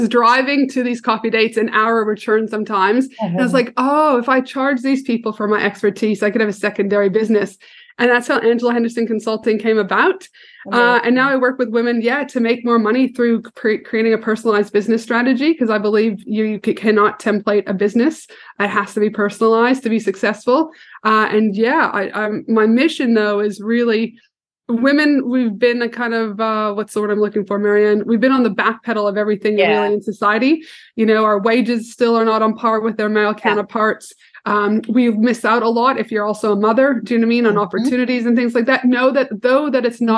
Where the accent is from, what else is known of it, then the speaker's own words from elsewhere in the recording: Canada; I'm a proud Canadian. Don't think I'm American.